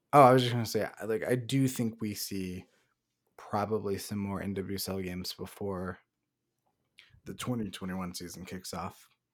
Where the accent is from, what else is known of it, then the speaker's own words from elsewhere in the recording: Salem, Oregon, United States; Salem, Oregon, my hometown